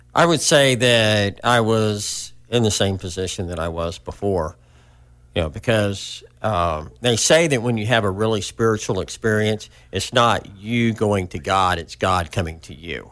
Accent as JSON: {"language": "English", "town": "Hot Springs", "region": "Arkansas", "country": "United States", "tie": "born or raised there", "said": "I was born in Hot Springs, Arkansas, which really isn't too far from where we are now."}